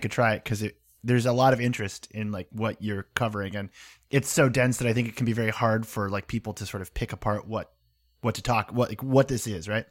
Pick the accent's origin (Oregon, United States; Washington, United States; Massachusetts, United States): Massachusetts, United States; Boston; growing up in Boston.